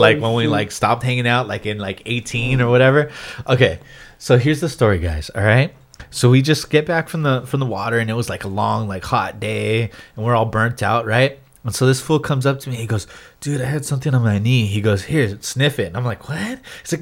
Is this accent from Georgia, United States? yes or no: no; Oxnard, California, United States